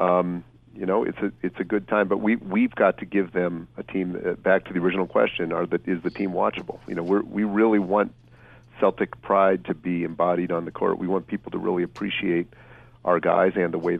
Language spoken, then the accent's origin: English; Boston, Massachusetts, United States; I grew up here in Boston